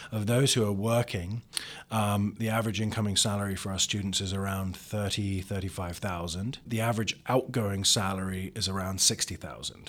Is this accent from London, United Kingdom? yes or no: yes; London, United Kingdom; now in Columbus, United States; I grew up in London where black cabs were everywhere